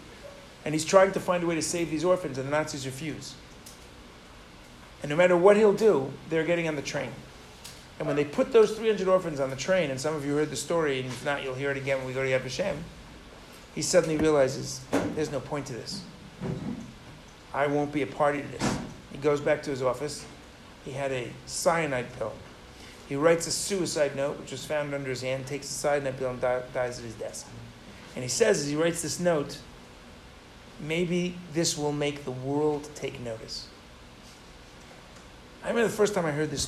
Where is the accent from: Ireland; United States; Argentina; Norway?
United States; New York City, New York; I grew up on the west side of Manhattan